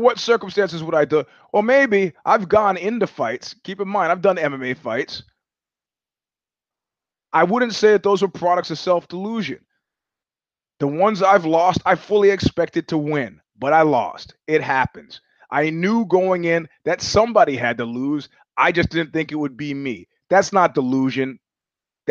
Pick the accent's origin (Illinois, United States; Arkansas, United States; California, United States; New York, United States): New York, United States; moved away; as a New Yorker